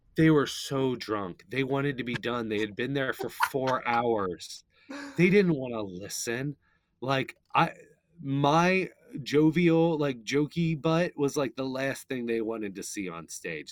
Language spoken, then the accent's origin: English; Northern Kentucky, United States; I'm from Northern Kentucky